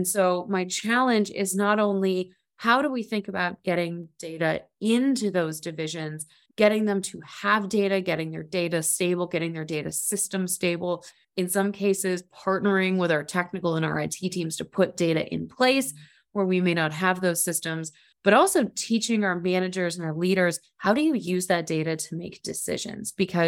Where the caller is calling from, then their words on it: Cleveland, Ohio, United States; So I am here from Cleveland, Ohio, and I am the Director of Urban Analytics and Innovation at the City of Cleveland.